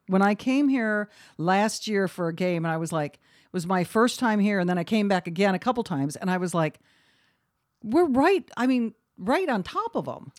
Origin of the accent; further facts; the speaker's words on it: Beloit, Wisconsin, United States; I'm from Beloit.